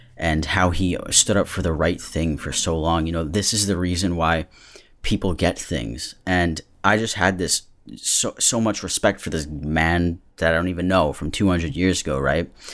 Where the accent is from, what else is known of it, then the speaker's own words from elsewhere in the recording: Massachusetts, United States; I'm from Massachusetts